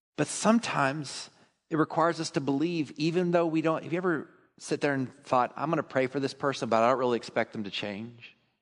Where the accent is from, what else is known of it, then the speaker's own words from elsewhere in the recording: Texas, United States; I'm a Texan